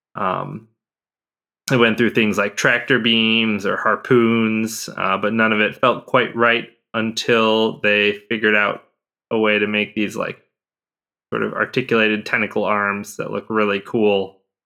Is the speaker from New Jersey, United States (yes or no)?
no; Chicago, Illinois, United States; as a Chicagoan